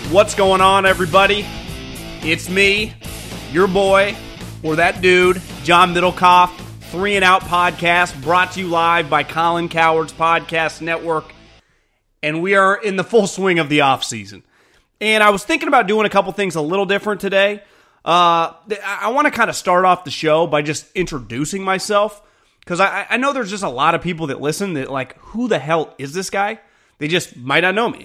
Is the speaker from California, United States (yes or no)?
yes; Davis, California, United States; now in Walnut Creek, United States; born and raised in Davis.